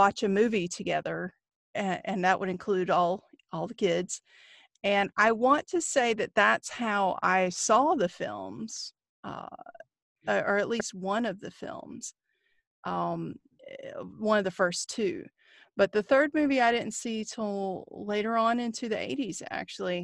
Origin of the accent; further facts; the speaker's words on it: North Carolina, United States; Growing up in North Carolina